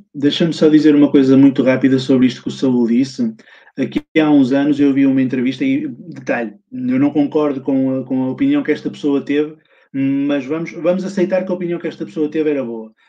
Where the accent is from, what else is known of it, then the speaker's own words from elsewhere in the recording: Portugal; eu sou português